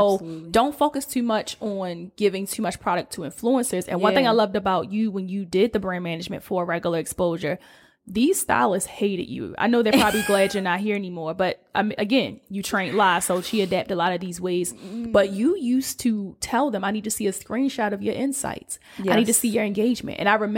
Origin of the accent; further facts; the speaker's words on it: Baltimore, Maryland, United States; moved away as an adult; now in Los Angeles, United States; we're two girls from the Alameda in Baltimore, Maryland, Northeast to be exact.